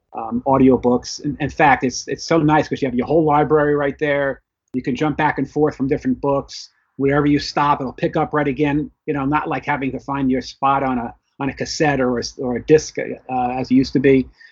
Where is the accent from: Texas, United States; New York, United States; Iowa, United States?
New York, United States; New York City; also born or lived in Florida; now in New Jersey, United States; I was born in the Bronx, New York. I currently live in New Jersey, but still in the New York metropolitan area